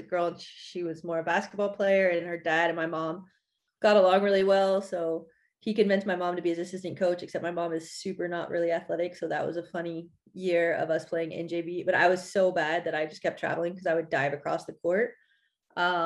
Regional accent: West Coast, United States; moved away as an adult; also born or lived in Sweden / Italy / Netherlands; now in France; I went to college on the East Coast and I'm from the West Coast

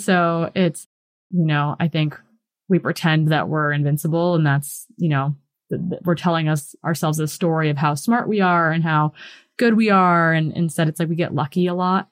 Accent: Hayward, Wisconsin, United States; moved away as an adult; also born or lived in Bozeman, Montana; I grew up in Wisconsin and it's like a cheesehead state

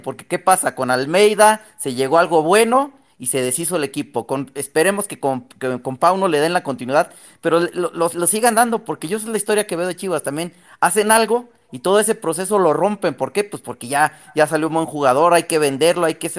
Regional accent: Mexico City, Mexico; now in Texcoco, Mexico; yo soy de la Ciudad de México, pero vivo en Texcoco

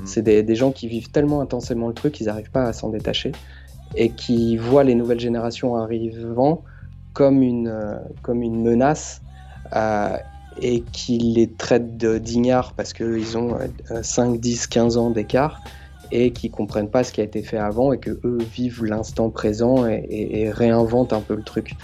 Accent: Asnières-sur-Seine, Île-de-France, France; j'ai grandi dans les Hauts-de-Seine, à Asnières

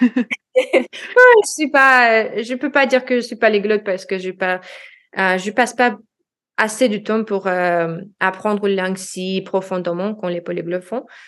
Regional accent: Russia; first language Russian; French is a second language; moved away as an adult; also born or lived in United States / Washington DC, United States; now in Lyon, France; je suis une expatriée russe-américaine en France maintenant

